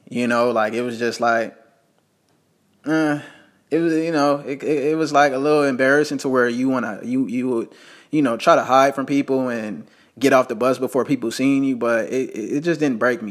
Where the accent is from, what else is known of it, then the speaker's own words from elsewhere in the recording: Las Vegas, Nevada, United States; I was born in Las Vegas, Nevada